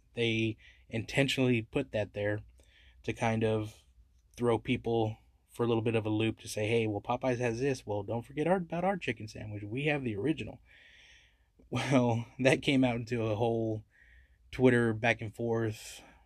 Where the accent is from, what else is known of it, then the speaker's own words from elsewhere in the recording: San Antonio, Texas, United States; I love my city, it's my hometown